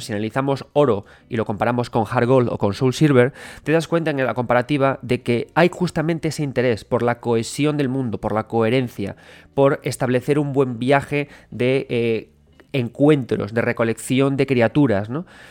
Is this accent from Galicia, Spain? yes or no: yes; Galicia, Spain; yo soy gallego